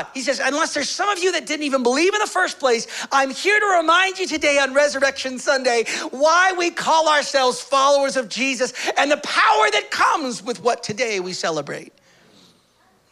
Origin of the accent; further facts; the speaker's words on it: United States; moved away; I'm from the States